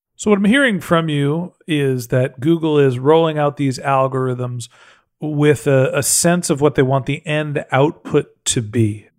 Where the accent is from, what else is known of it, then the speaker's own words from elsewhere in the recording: San Francisco, California, United States; I'm from San Francisco